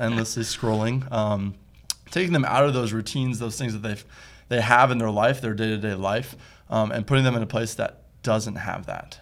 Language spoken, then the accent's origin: English; Toledo, Ohio, United States; moved away as an adult; now in East Texas, United States; I'm from Toledo, Ohio